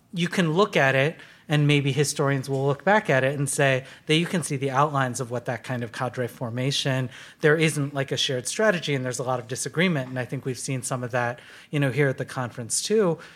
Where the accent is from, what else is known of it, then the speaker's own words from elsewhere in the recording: Detroit, Michigan, United States; I was born in Detroit, and in nineteen eighty, and watched deindustrialization happen, you know, all around me